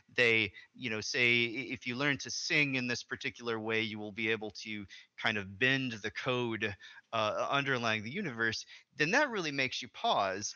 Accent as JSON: {"language": "English", "region": "Arkansas", "country": "United States", "moved": "yes", "said": "I'm from originally from Arkansas, which is a southern state"}